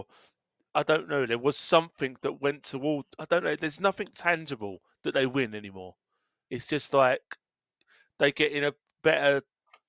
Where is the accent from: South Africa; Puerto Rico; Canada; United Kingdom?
United Kingdom; Essex, East of England; I'm from Essex